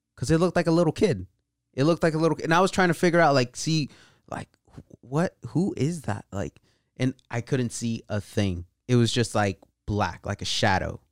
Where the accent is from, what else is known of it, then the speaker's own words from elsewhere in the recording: Patterson, California, United States; also born or lived in Bay Area, California; around eight years old, we moved out to the Central Valley, Patterson, California.